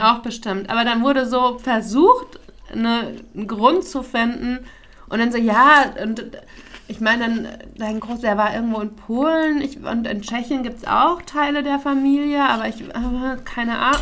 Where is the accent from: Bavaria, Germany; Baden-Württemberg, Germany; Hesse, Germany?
Hesse, Germany; Frankfurt; moved away; und wo kommst du jetzt her? Und ich, ja, Frankfurt